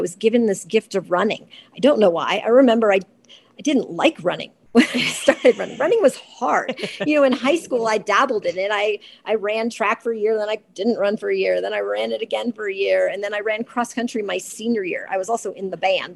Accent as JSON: {"language": "English", "region": "Georgia", "country": "United States", "tie": "born or raised there", "said": "I grew up in Georgia."}